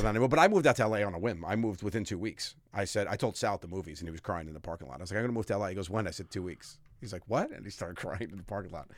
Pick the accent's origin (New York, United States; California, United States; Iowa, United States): New York, United States; New York City; moved away as an adult; I'm from Staten Island